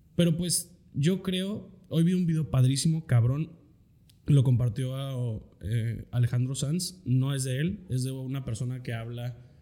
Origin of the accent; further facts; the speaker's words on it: Metepec, State of Mexico, Mexico; moved away; also born or lived in Querétaro; donde yo nací en Querétaro y la neta donde más me acuerdo es, fue en, cuando viví en Metepec